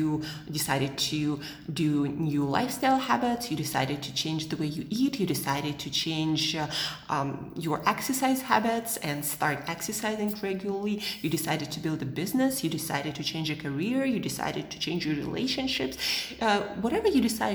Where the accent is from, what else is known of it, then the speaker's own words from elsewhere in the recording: Siberia, Russia; moved away as an adult; also born or lived in United States / Southeast Asia; now in Switzerland; I'm from Siberia